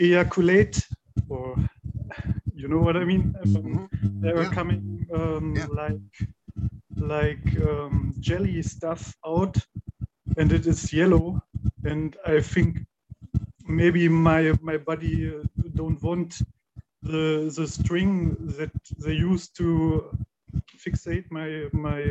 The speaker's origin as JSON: {"language": "English", "country": "Germany", "said": "I'm from Germany"}